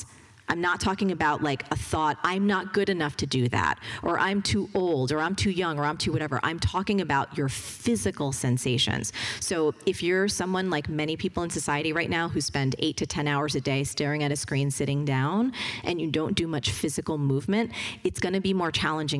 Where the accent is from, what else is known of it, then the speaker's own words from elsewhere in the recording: New Jersey, United States; I'm from New Jersey